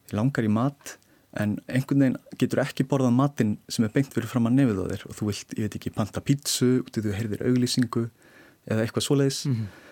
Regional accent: Iceland; við erum Íslendingar

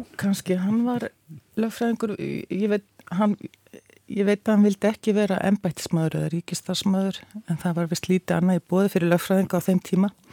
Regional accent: Reykjavík, Capital Region, Iceland; ég ólst upp í Vógakverfi

